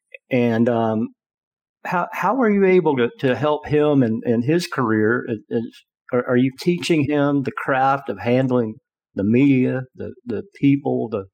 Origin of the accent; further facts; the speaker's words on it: Atlanta, Georgia, United States; I grew up in Atlanta